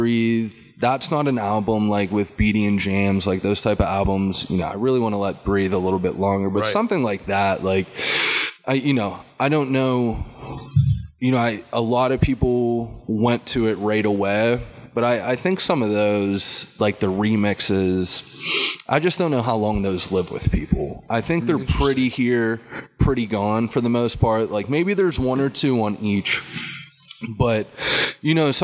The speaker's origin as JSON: {"language": "English", "town": "Plum", "region": "Pennsylvania", "country": "United States", "tie": "born or raised there", "said": "I grew up in Plum"}